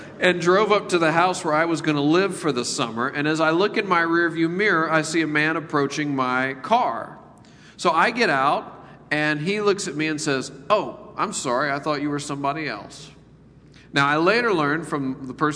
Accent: Memphis, Tennessee, United States; moved away; I decided to live in the poorest part of my hometown, Memphis, Tennessee

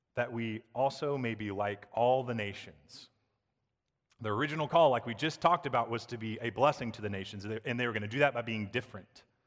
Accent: the South, United States; I grew up in the South, I love the South

